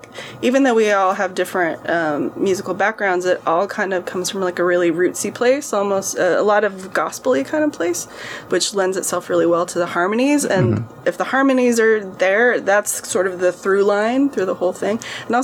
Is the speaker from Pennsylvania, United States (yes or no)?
no; Idaho, United States; also born or lived in Utah / Northern California; now in New York City, United States; Well, I mean, I grew up in Idaho, but I spent many years in Utah, where Mount Timpanogos is, and Northern California, where Mount Tamalpais is.